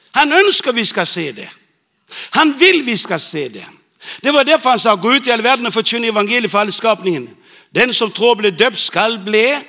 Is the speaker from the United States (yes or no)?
no; Bornholm, Capital Region of Denmark, Denmark; moved away; jeg vokste opp på Bornholm